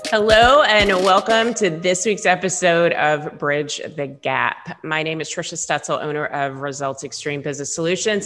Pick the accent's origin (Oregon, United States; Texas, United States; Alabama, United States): Texas, United States; Dallas; moved away; also born or lived in Seattle; I'm a Texas girl. I grew up in Dallas, but I grew up in a one-story house